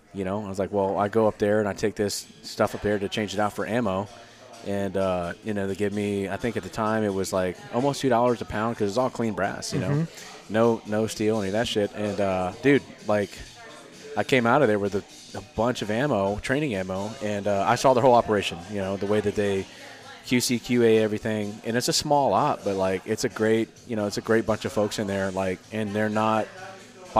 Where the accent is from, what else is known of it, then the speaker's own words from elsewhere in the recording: Culpeper County, Virginia, United States; I'm from Culpeper County, Virginia.